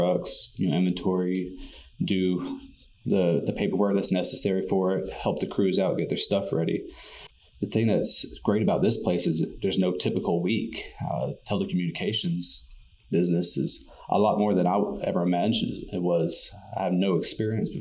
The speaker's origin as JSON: {"language": "English", "town": "Bell", "region": "Florida", "country": "United States", "also_born_or_lived": "Arkansas", "moved": "as an adult", "said": "I'm originally from Bell, Florida."}